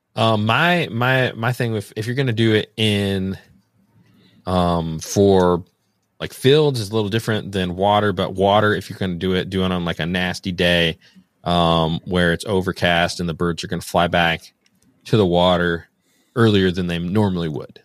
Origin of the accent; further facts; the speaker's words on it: Northern Indiana, United States; I'm from Northern Indiana